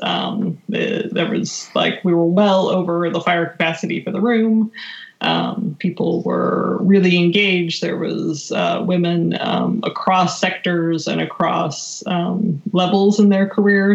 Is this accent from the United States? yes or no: no; just outside of Calgary, Alberta, Canada; moved away; I was raised in Alberta, uh, just outside of Calgary, Canada